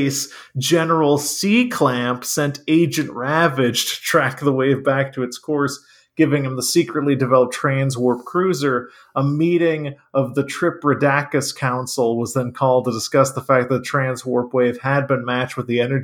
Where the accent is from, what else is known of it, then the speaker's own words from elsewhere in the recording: Mississippi, United States; also born or lived in New England; I grew up in Mississippi, but I was born in New England